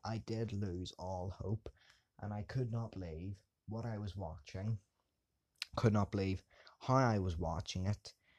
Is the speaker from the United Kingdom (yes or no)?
yes; England, United Kingdom; I am English.